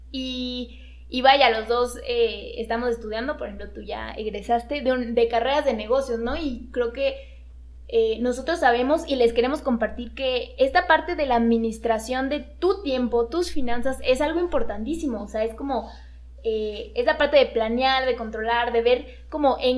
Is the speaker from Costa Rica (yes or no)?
no; Mexico; es nuestro deber incluso como mexicanos, para activar la economía incluso de nuestro país